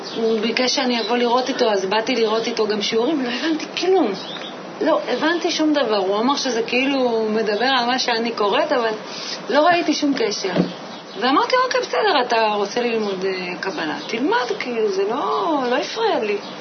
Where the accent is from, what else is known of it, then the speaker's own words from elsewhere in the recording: Moshav near Rehovot, Central District, Israel; moved away as an adult; now in Petah Tikva, Israel; גדלתי במושב שנקרא מושב בתל אלעזר, אה, זה נמצא ליד רחובות. שם גם נולדתי וגרתי שם ממש עד גיל 18